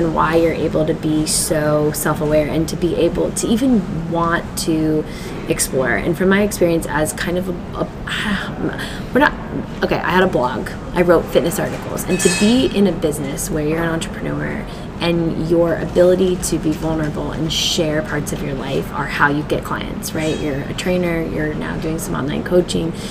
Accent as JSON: {"language": "English", "region": "Midwest", "country": "United States", "tie": "born or raised there", "said": "I was raised in the Midwest"}